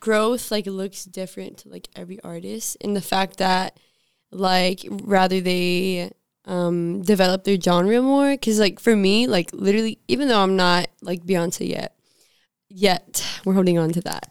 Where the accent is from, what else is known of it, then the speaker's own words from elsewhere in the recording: Southern, United States; accent: Southern twang; my little Southern twang